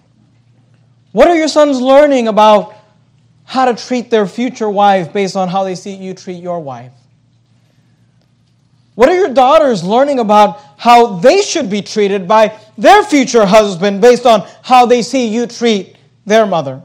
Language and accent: English; the Bay Area, California, United States; when I was growing up, we grew up in the Bay Area